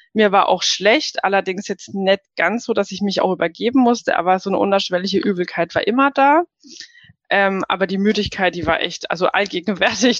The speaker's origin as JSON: {"language": "German", "country": "Germany", "said": "bei uns in Deutschland"}